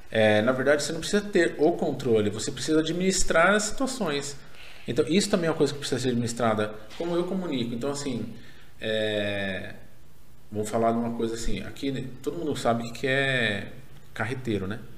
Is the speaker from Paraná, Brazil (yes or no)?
yes; Paraná, Brazil; eu, eu sou paranaense, o tomate vende lá.